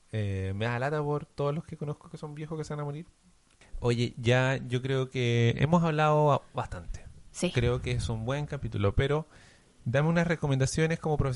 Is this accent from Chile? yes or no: yes; Chile; Me gusta hacer la comparación de que nosotros como chilenos somos como buenos para asustarnos.